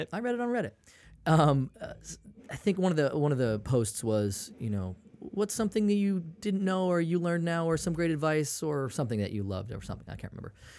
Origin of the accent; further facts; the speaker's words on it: Maine, United States; I'm from, I'm from Maine